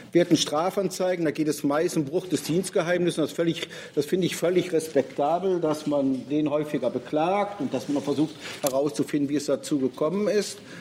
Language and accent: German; Rhineland, Germany; Nun bin ich Rheinländer.